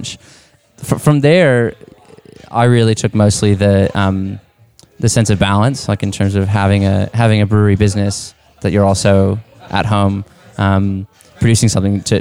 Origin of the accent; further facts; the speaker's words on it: Texas, United States; moved away; I'm originally from Texas